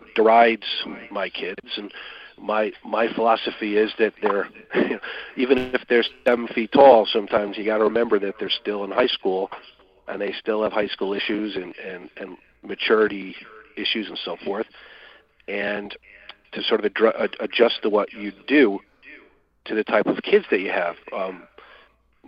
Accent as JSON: {"language": "English", "region": "Michigan", "country": "United States", "moved": "yes", "said": "I'm originally from Michigan"}